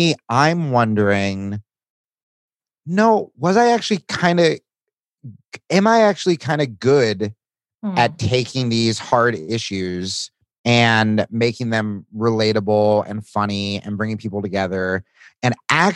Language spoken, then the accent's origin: English; Hawaii, United States; as a Hawaiian